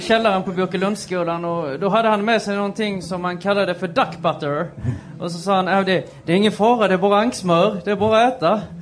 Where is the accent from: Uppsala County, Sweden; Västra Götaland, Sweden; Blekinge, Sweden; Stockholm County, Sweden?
Blekinge, Sweden; western; Jag är ju från eh, Västblekinge